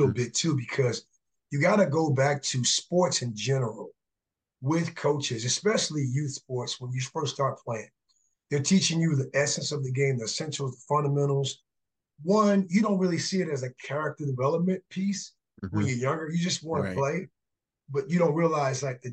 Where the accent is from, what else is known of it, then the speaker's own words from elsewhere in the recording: South Miami, Florida, United States; moved away as an adult; now in Dallas, United States; growing up in South Miami, Florida